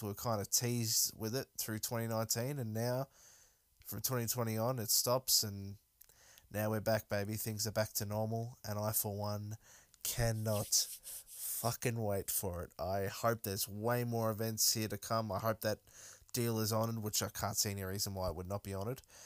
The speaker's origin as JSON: {"language": "English", "town": "Melbourne", "region": "Victoria", "country": "Australia", "said": "I'm obviously from Melbourne"}